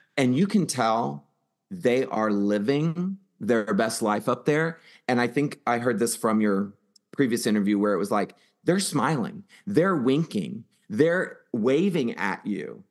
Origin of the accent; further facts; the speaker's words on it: Houston, Texas, United States; in Houston, right, my hometown